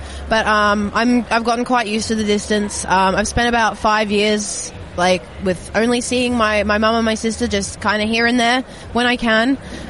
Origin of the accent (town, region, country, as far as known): Gold Coast, Queensland, Australia; born or raised there; moved away as an adult; also born or lived in New Zealand; now in United Kingdom